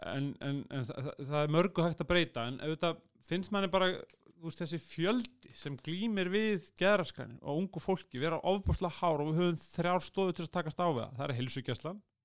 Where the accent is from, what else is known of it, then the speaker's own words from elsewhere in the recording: Iceland; ég er Európabúi, ég er Norrlandabúi, ég er Íslendingur